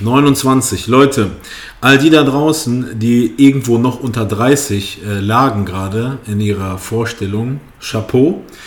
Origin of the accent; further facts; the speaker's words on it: Kassel, Hesse, Germany; ich komme aus Kassel